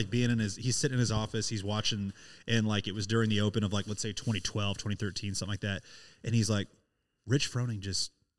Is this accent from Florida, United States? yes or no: no; Springfield, Missouri, United States; I'm from Springfield, Missouri